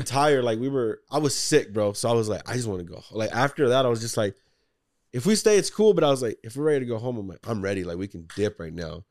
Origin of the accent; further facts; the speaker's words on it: Texas, United States; we're from Texas